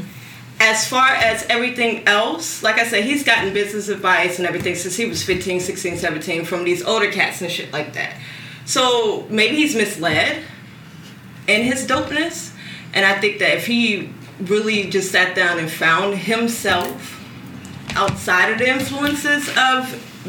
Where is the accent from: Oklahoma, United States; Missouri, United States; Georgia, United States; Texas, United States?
Georgia, United States; Atlanta; now in New Orleans, United States; I'm from Atlanta